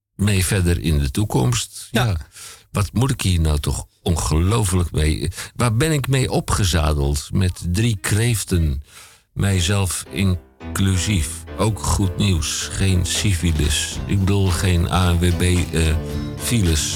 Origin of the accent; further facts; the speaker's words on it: Koog aan de Zaan, North Holland, Netherlands; ik kom ook uit Koog aan de Zaan